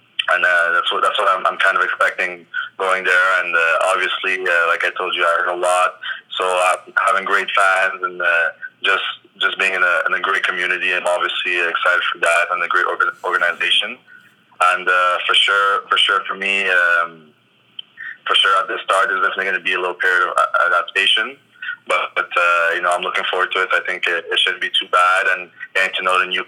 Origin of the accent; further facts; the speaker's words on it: Longueuil, Quebec, Canada; growing up in Longueuil